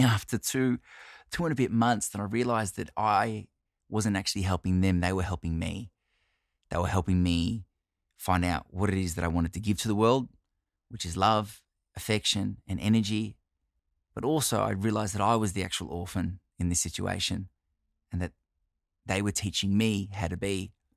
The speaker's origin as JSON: {"language": "English", "country": "Australia", "said": "I'm Italian Australian"}